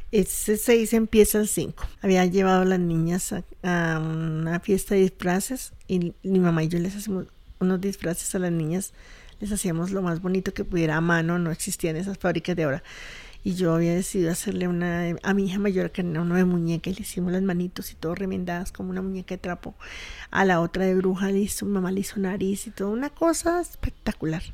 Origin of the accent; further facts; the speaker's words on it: Colombia; como somos los colombianos